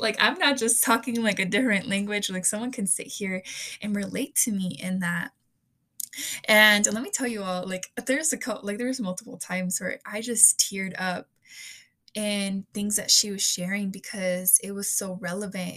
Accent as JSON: {"language": "English", "country": "United States", "tie": "born or raised there", "said": "i come from a hispanic and mexican household um, while also being born in the united states"}